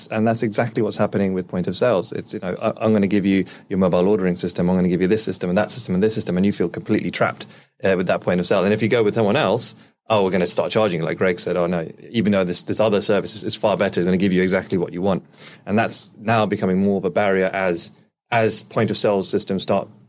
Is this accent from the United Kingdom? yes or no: yes; England, United Kingdom; we're English